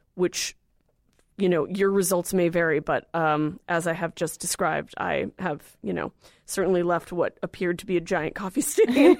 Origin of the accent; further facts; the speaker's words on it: California, United States; I'm from California